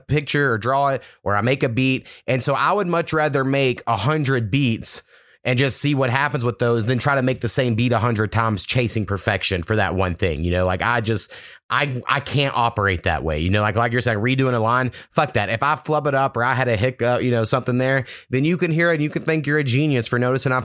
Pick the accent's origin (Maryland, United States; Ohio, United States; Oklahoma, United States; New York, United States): Oklahoma, United States; also born or lived in Texas; growing up in Oklahoma and Texas